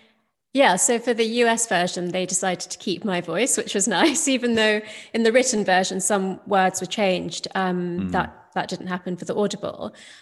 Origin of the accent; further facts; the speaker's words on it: London, United Kingdom; So my parents emigrated from India to the UK, and I was born in London during the 70s. And so obviously, you know, I went to school in the UK.